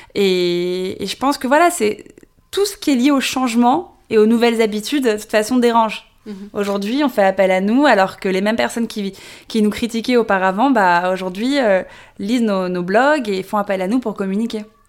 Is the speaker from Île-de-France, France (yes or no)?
yes; Paris, Île-de-France, France; née, j'ai grandi à Paris